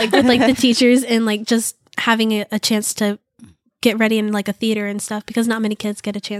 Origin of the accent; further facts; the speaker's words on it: Sarasota, Florida, United States; I'm from Sarasota, which is just the county over or south from Bradenton.